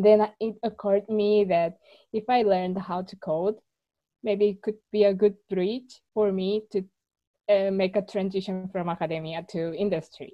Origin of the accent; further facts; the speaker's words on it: South Korea; moved away as an adult; also born or lived in Seoul, South Korea; now in Barcelona, Spain; I'm from South Korea, and I moved to Barcelona 5 years ago just to improve my Spanish at first